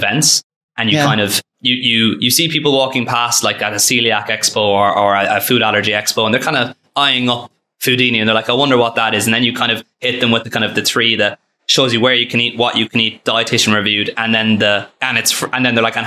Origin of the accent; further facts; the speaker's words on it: Ireland; also born or lived in Philadelphia, United States; I grew up in Ireland and went to school there